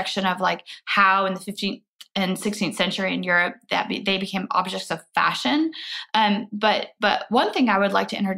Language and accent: English; Midwest, United States; I'm from the Midwest